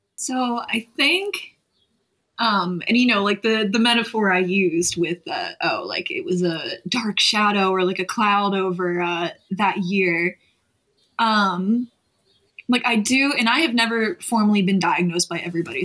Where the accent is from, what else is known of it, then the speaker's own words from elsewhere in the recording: Delaware County, Pennsylvania, United States; moved away as an adult; also born or lived in West Chester, Pennsylvania; now in Philadelphia, United States; I came from Delco, or I'll just say Delaware County uh, in Pennsylvania